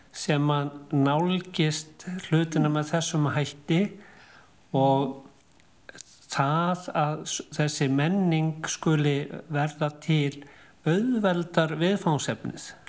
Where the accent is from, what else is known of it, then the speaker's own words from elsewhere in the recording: Reykjavík area, Capital Region, Iceland; við sem að komum af Reykjavíkusvæðinu